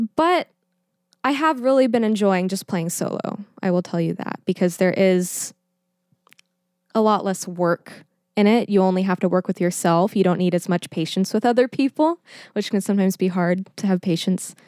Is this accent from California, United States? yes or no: no; Schertz, Texas, United States; now in Pittsburgh, United States; I am from a little town called Schertz, Texas